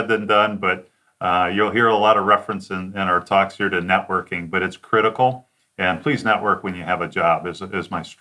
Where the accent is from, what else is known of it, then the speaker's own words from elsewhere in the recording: Detroit, Michigan, United States; also born or lived in Chattanooga, United States / Cincinnati, United States; So myself, I'm from Detroit, then I moved to Chattanooga, and then I lived to uh, live in Cincinnati.